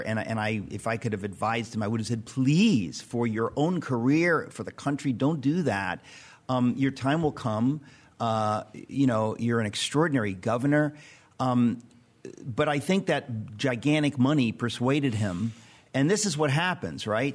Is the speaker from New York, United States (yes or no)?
yes; New York, United States; I'm a New Yorker